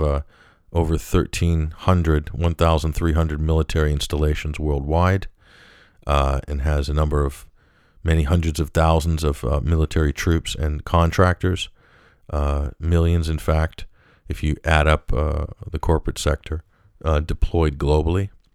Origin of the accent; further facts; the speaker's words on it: United States; also born or lived in Western Europe; that's my home country.